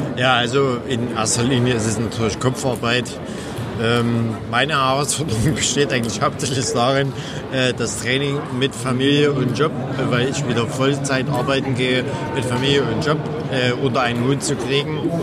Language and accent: German; Dresden, Saxony, Germany; ich komme aus Dresden